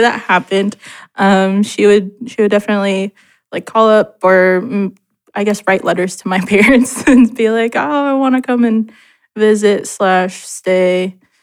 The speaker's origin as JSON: {"language": "English", "town": "Portland", "region": "Oregon", "country": "United States", "tie": "born or raised there", "also_born_or_lived": "Gladstone, Oregon", "said": "I've been born and raised in Portland my whole life"}